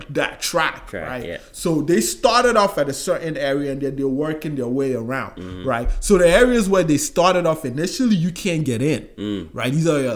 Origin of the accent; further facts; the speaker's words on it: Georgia, United States; I remember I told you I grew up in Georgia, right? And then we left.